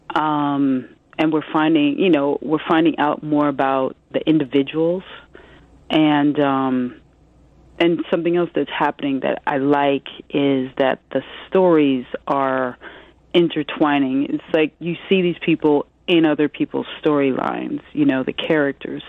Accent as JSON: {"language": "English", "town": "Omaha", "region": "Nebraska", "country": "United States", "moved": "yes", "lives_now": "New York, United States", "said": "I'm a Midwesterner too, because uh, mm-hmm. I, I come from Omaha, Nebraska"}